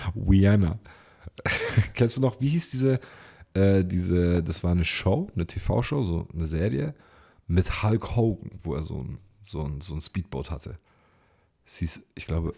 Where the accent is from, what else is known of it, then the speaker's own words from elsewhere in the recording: Ulm, Baden-Württemberg, Germany; bei uns in Ulm